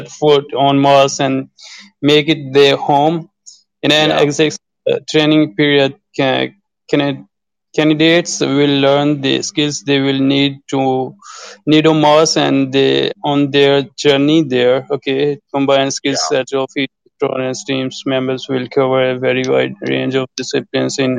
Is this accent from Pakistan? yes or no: yes; Pakistan; English is a second language; I'm from Pakistan